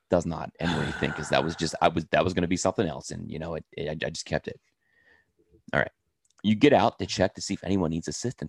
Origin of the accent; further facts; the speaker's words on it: New Orleans, Louisiana, United States; accent: New Orleans; Yeah, I'm from New Orleans, man.